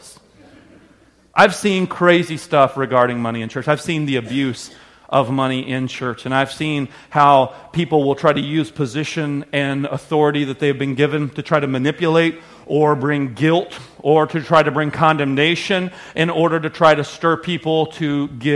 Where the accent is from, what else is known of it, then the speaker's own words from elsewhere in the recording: the South, United States; now in Wisconsin, United States; what I grew up understanding in the South